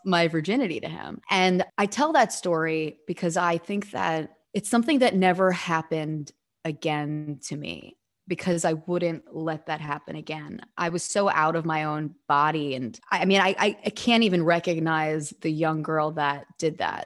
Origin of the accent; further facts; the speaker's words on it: New York City, New York, United States; I am from Staten Island